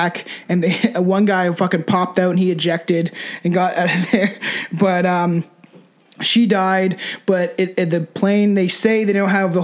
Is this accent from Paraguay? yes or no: no; Canada; we're from Canada